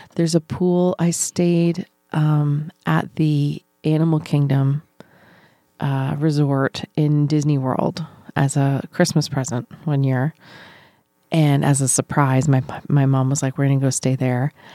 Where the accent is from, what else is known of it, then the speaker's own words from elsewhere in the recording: New Brunswick, Canada; moved away; we had a community pool in my hometown in New Brunswick